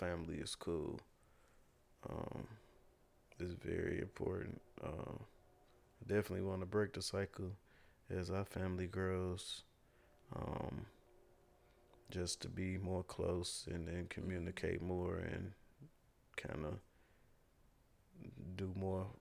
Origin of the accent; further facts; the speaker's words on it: Gary, Indiana, United States; when I was growing up in Gary